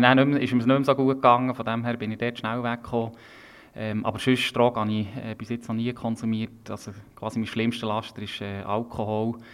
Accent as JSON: {"language": "German", "region": "Bern", "country": "Switzerland", "tie": "born or raised there", "said": "ist Bern nach wie vor meine Heimat und ich lebe gerne hier"}